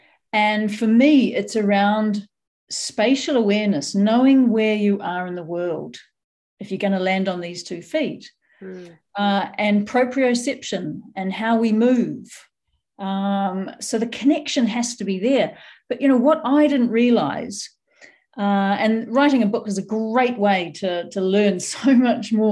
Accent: New Zealand; I grew up in New Zealand, so we were barefoot quite a lot.

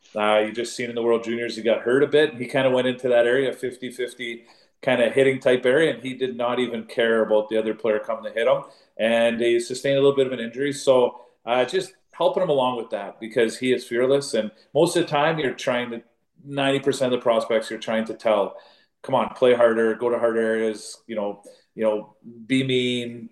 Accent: Northern Ontario, Canada; I was born in Northern Ontario, so there's lots of you know uh, Finns up there

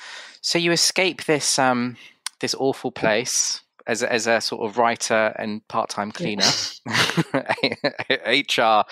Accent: United Kingdom; And so, you know, I'm as British as you, you know?

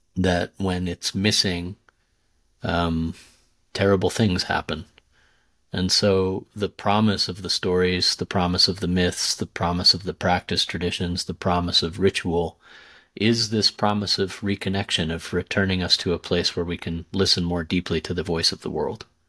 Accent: Southwest, United States; moved away; also born or lived in India; growing up in the Southwest

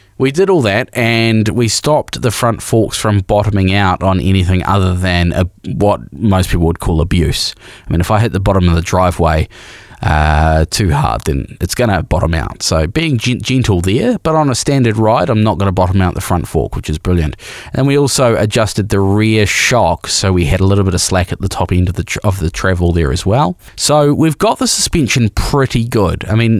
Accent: Christchurch, Canterbury, New Zealand; When I grew up in Christchurch in the 70s, I watched the arrival of Japanese motorcycles.

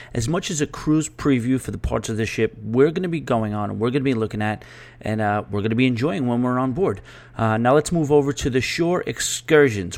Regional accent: New York, United States; I am a New Yorker

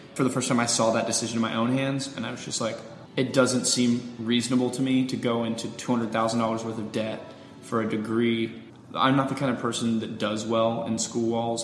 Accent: Pensacola, Florida, United States; born or raised there

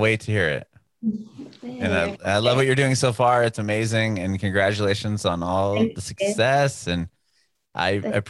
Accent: San Diego, California, United States; I grew up in San Diego, which is a fairly big city, and they have like 3.5 million people.

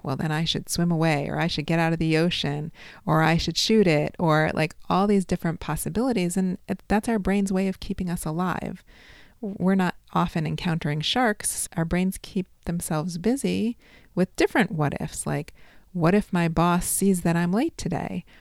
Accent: Chicago, Illinois, United States; I'm from Chicago

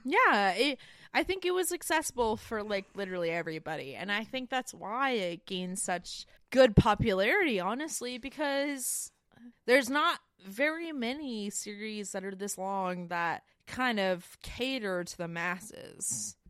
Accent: Winston-Salem, North Carolina, United States; I grew up in Winston Salem

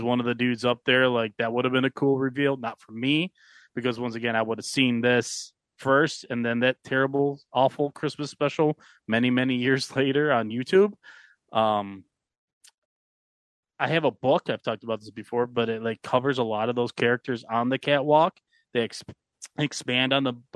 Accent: Buffalo, New York, United States; Growing up in Buffalo

